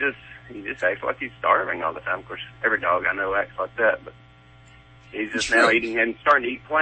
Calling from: Georgia, United States; I'm in Georgia.

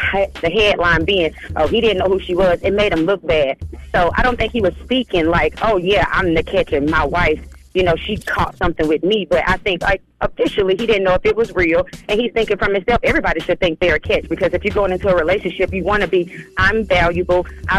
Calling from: Stone Mountain, Georgia, United States; I'm calling from Stone Mountain.

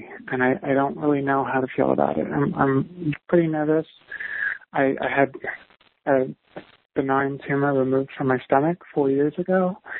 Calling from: New York City, New York, United States; I'm 31 years old. I'm calling from New York City.

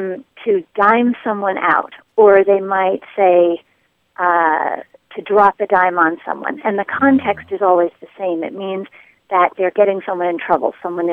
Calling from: Jacksonville, North Carolina, United States; I am calling from the New River Marine Corps Air Station in Jacksonville, North Carolina.

